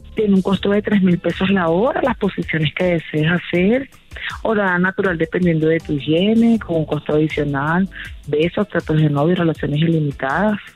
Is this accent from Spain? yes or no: no; Colombia; now in Mexico City, Mexico; Yo soy colombiana